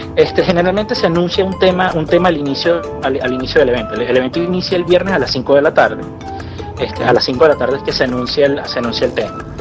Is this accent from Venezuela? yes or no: yes; Venezuela; nosotros como venezolanos o como latinoamericanos